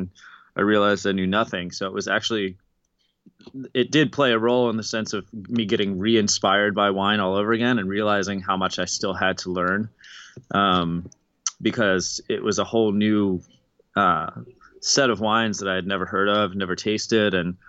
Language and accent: English; Baltimore, Maryland, United States; I'm from Baltimore originally, or from outside Baltimore.